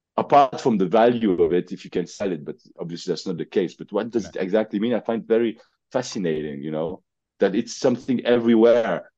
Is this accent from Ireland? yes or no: no; Switzerland; We are from Switzerland. We're from Switzerland.